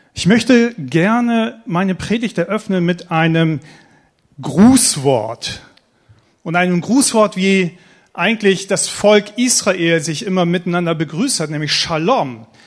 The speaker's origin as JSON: {"language": "German", "town": "Eckernförde", "region": "Schleswig-Holstein", "country": "Germany", "also_born_or_lived": "Stade / Schorndorf", "moved": "yes", "lives_now": "Baden, Germany", "said": "ich komme ursprünglich aus Eckernförde, oberhalb von Kiel, Eckernförder Bucht, wunderschönes Schleswig-Holstein"}